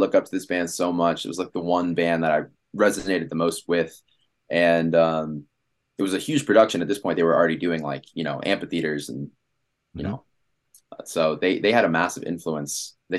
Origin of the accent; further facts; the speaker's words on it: Washington, District of Columbia, United States; moved away as an adult; now in Los Angeles, United States; I'm from Washington, D.C.